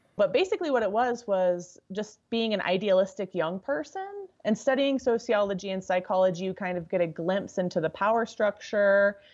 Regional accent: Deming, New Mexico, United States; also born or lived in Albuquerque, New Mexico; raised in a really small agricultural town in southern New Mexico

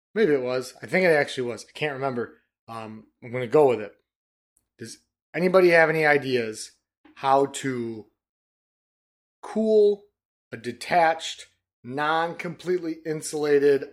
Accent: Detroit, Michigan, United States; we're from Detroit, man. Coney Island

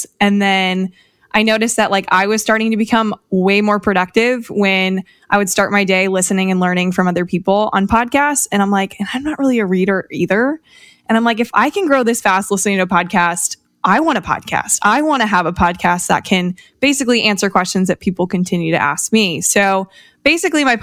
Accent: Fort Wayne, Indiana, United States; I'm a girl from the Midwest. I grew up in Fort Wayne, Indiana

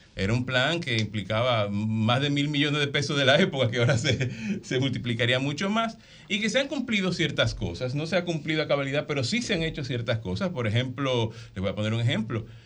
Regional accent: San Cristóbal, Dominican Republic; San Cristóbal, mi pueblo

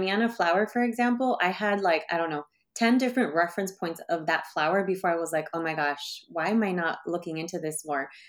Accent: Bay Area, California, United States; I grew up in the Bay Area

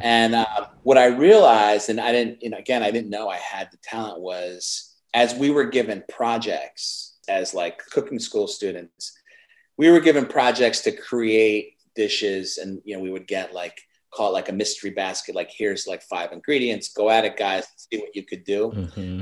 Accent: Chicago, Illinois, United States; I grew up in Chicago

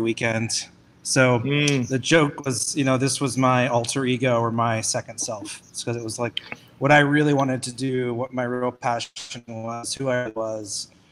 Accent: Atlanta, Georgia, United States; one of the few born and raised Atlantans

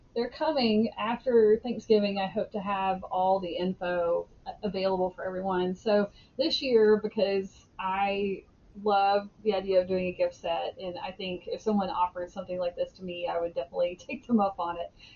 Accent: Alabama, United States; I grew up in Alabama.

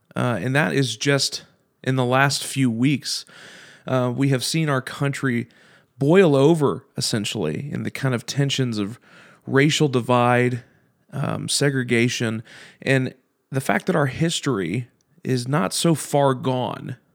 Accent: Kentucky, United States; I'm from Kentucky

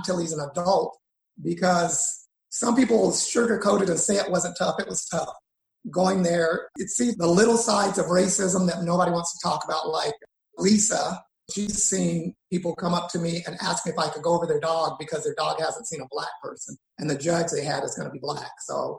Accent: Shreveport, Louisiana, United States; born there; also born or lived in Texas / Utah; because I was born in Shreveport, lived there, moved to Waco, Texas with my dad, went all over Texas, Houston and everything, and then went from Texas back to Shreveport and then to Utah.

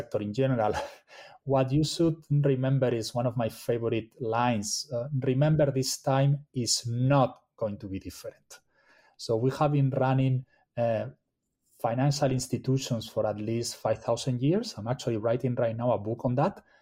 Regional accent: Spain; now in United States; I'm originally from Spain

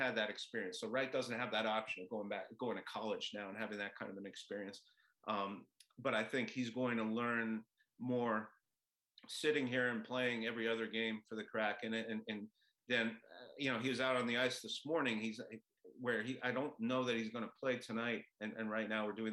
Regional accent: Montreal, Quebec, Canada; now in Seattle, United States; I grew up in Montreal

